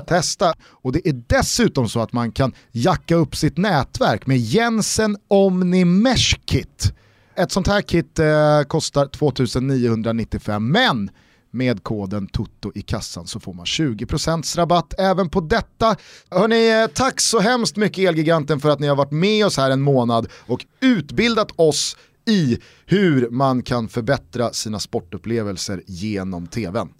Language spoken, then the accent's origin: Swedish; Sweden; som svensk